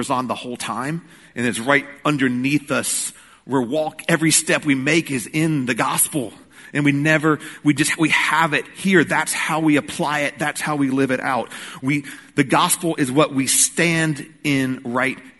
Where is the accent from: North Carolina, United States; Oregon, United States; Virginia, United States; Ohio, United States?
North Carolina, United States; Rocky Mount; now in Greensboro, United States; Growing up in Rocky Mount, I went all the time